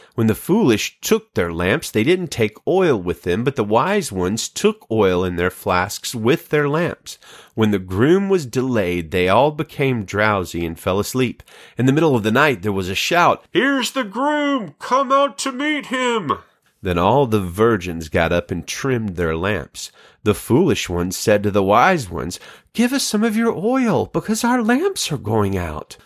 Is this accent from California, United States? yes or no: no; Alabama, United States; moved away as an adult; now in Salinas, United States; I'm from Alabama